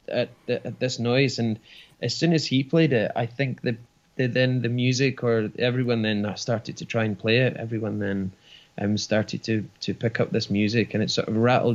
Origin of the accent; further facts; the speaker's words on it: Ballingry, Scotland, United Kingdom; I grew up in Ballingrey, just a village in Fife